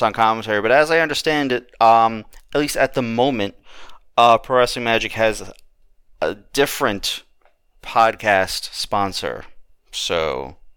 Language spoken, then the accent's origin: English; New York, United States; As a New Yorker